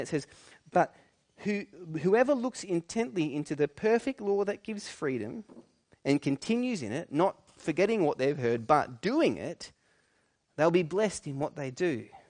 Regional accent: New South Wales, Australia; I grew up in New South Wales

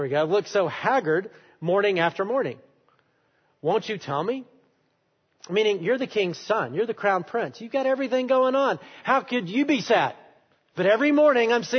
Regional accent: Alabama, United States; I am from Alabama. I love Alabama

